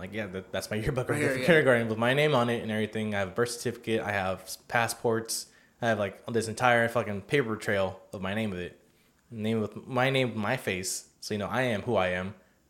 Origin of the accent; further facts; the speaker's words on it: United States; I'm fucking American-born